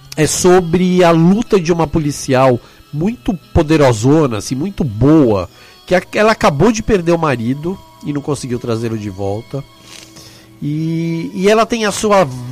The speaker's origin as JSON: {"language": "Portuguese", "country": "Brazil", "said": "eu sou do Brasil"}